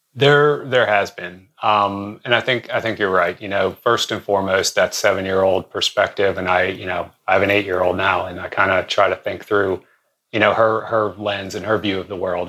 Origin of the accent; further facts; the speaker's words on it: Western Pennsylvania, United States; I grew up around around Western Pennsylvania